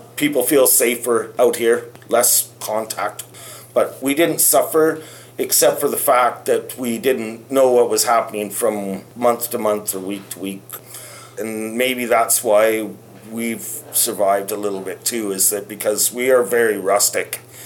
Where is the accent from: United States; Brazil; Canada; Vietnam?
Canada; Salmon Arm, British Columbia; moved away as an adult; also born or lived in United Kingdom / Bull River, British Columbia; I was born and raised in Salmon Arm